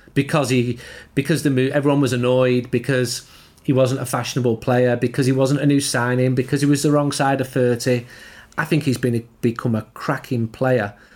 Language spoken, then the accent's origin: English; Trafford, North West England, United Kingdom; I'm from Trafford. I grew up three or four miles from him